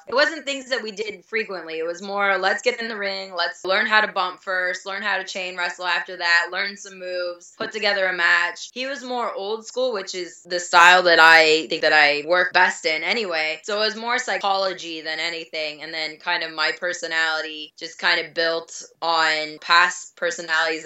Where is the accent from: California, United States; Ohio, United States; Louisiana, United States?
Ohio, United States; I'm originally from Ohio